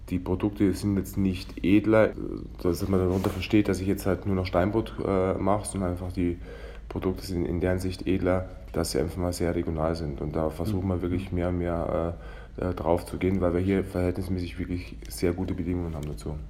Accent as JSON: {"language": "German", "town": "Weilheim in Oberbayern", "region": "Bavaria", "country": "Germany", "tie": "born or raised there", "said": "weil ich gebürtiger Weilheimer bin und eben aus dem Oberland komme"}